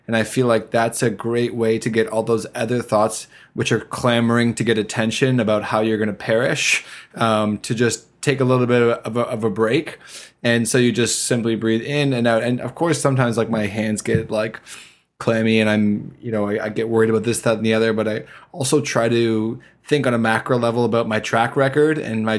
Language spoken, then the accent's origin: English; Canada